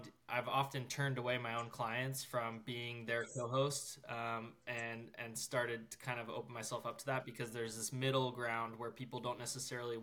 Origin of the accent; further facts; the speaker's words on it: North Georgia, United States; also born or lived in Utah; I'm from North Georgia, and that's where I live now